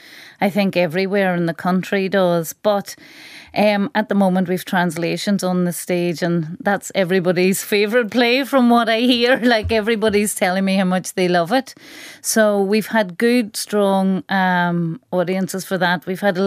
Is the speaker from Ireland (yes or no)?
yes; Carndonagh, County Donegal, Ireland; So it's a Donegal, rural Donegal version of a single.